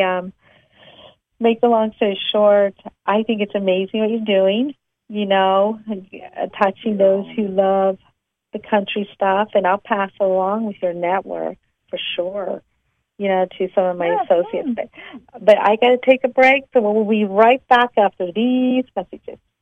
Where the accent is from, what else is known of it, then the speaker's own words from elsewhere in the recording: East Coast, United States; I'm from the East Coast